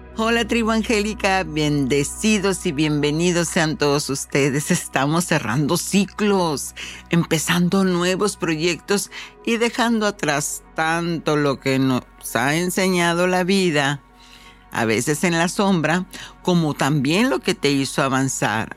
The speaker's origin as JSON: {"language": "Spanish", "country": "Mexico", "moved": "yes", "said": "yo soy mexicana y la vida me dio la oportunidad de brincar el charco"}